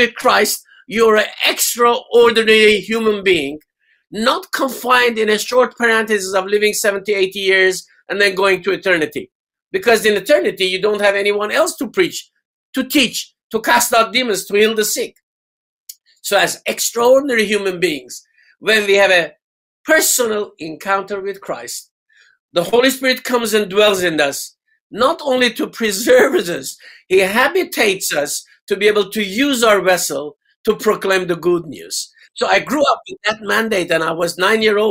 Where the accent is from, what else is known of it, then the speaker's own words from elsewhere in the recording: Tehran, Tehran Province, Iran; moved away as an adult; now in England; I was born and bred in Iran, in Tehran.